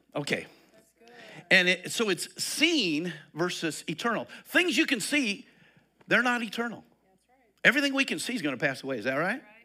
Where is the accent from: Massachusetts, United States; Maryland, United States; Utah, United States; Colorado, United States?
Colorado, United States; Eastern; moved away; I come from Eastern Colorado. We wore overalls out there and hiking boots.